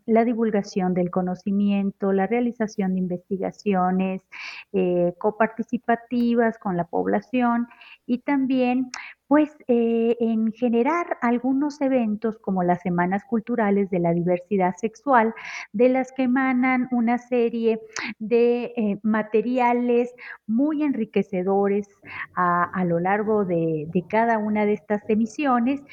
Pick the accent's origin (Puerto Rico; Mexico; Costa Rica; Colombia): Mexico; Monterrey, Nuevo León; born or raised there; now in Mexico City, Mexico